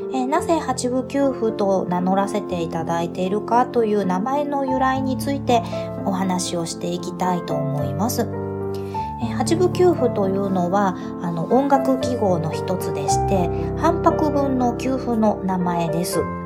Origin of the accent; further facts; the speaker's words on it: Kansai, Japan; 私、関西の出身なんですが